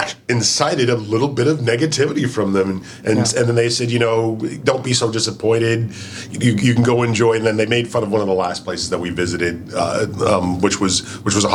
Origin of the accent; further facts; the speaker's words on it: Canada; I am still Canadian